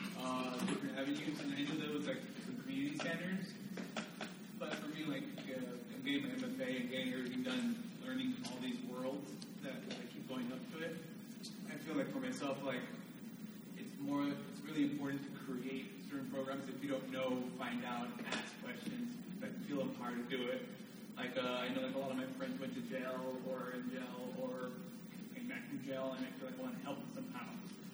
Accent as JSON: {"language": "English", "region": "California", "country": "United States", "said": "I'm from California."}